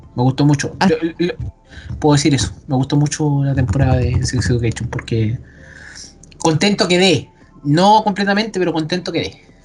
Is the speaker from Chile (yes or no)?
yes; Chile; Somos chilena.